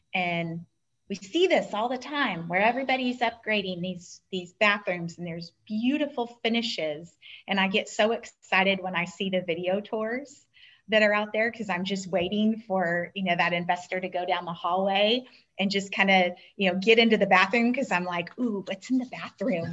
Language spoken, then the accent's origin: English; Southern California, United States; I grew up in Southern California